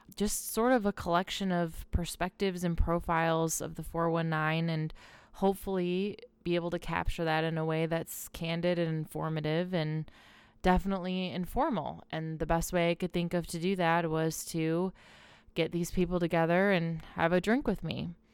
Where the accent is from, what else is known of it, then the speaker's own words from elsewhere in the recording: Swanton, Ohio, United States; also born or lived in Michigan / Brooklyn, New York City; now in Toledo, United States; I was actually born and raised in Swanton.